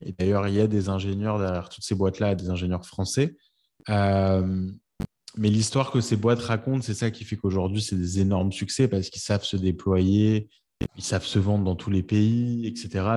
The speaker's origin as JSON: {"language": "French", "country": "France", "moved": "as an adult", "lives_now": "New York, United States", "said": "quand on est français"}